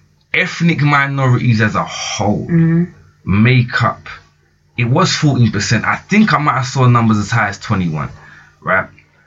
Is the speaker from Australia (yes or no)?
no; London, United Kingdom; I grew up in Borough, so we lived near Lidder City.